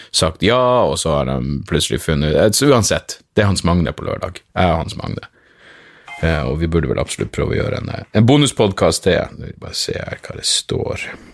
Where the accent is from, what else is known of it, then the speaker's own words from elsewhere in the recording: Narvik, Nordland, Norway; moved away; jeg vokste opp i Narvik